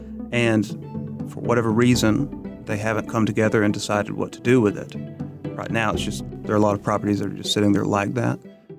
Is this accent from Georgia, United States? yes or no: yes; Waycross, Georgia, United States; For me personally, my experience growing up in Waycross, you know